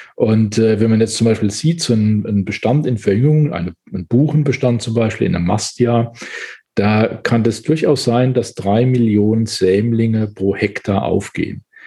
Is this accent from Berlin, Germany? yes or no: no; Palatinate Forest, Rhineland-Palatinate, Germany; Ich bin im Pfälzer Wald aufgewachsen